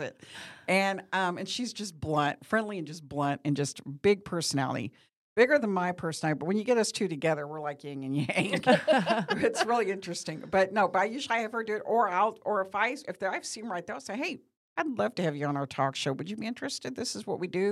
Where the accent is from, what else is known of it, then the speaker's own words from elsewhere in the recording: Bowling Green, Missouri, United States; moved away as an adult; now in Branson, United States; I'm from Bowling Green, Missouri, which is about four and a half, close to five hours away